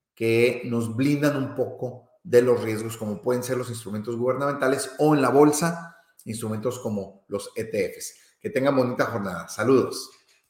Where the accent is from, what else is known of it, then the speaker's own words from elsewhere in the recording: Mexico; para quienes eh, somos mexicanos